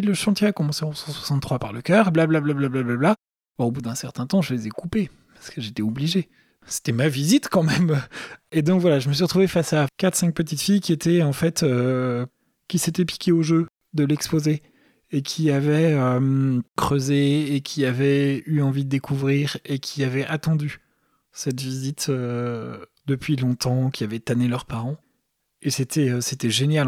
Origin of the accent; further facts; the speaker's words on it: Paris, Île-de-France, France; c'était la cathédrale de ma ville, il se trouve que je suis parisien